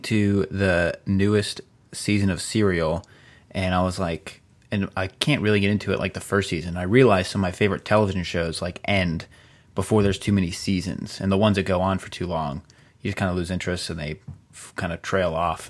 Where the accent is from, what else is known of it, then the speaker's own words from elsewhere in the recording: outside of Cleveland, Ohio, United States; I grew up right outside of Cleveland